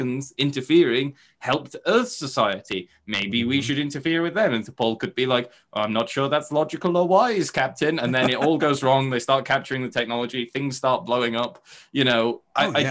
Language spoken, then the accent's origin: English; United Kingdom; we're all British